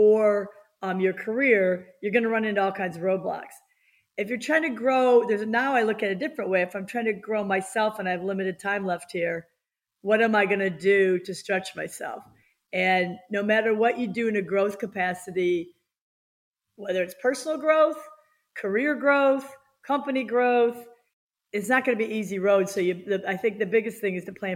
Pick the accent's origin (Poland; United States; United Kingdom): United States; I was born in the United States